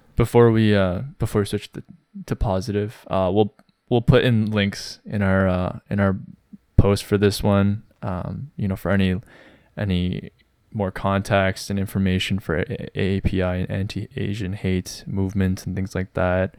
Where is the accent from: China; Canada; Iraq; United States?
Canada; growing up in Canada as Koreans